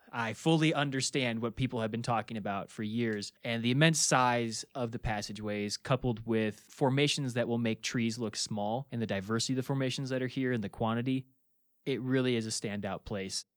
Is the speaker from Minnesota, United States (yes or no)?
yes; Minnesota, United States; I'm from Minnesota. We've got limestone all over the place.